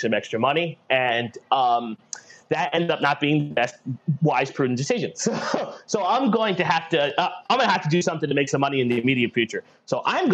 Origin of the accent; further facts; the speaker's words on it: United States; we are from the New York, New Jersey metro